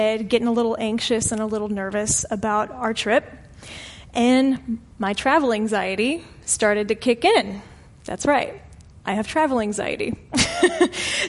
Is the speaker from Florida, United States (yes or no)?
yes; St. Petersburg, Florida, United States; moved away as an adult; now in Arlington, United States; my hometown of St. Petersburg, Florida